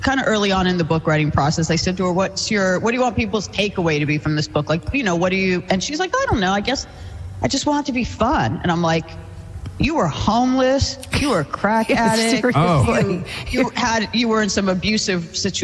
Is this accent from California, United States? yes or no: yes; Los Angeles, California, United States; I grew up in Los Angeles